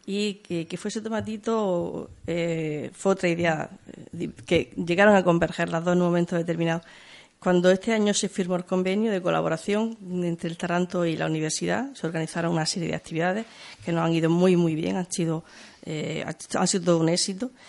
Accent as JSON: {"language": "Spanish", "country": "Spain", "said": "si hago esto fuera de España, ...porque no lo voy a hacer en mi tierra?"}